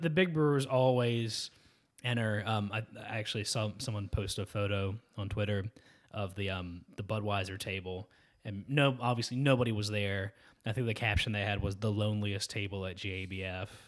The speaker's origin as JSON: {"language": "English", "region": "Georgia", "country": "United States", "tie": "born or raised there", "said": "my hometown is right on the lake where they all, they did all the rowing, canoeing, and kayaking"}